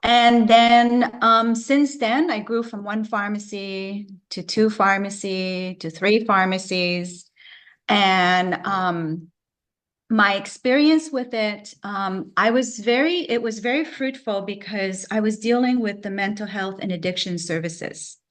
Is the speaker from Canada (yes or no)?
yes; Vancouver, British Columbia, Canada; moved away as an adult; now in Florida, United States; I'm from Canada, I'm from Vancouver, BC.